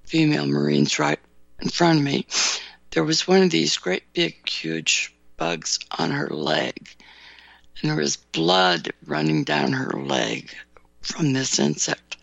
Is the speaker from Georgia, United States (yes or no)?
no; California, United States; now in Chicago suburbs, United States; grew up in California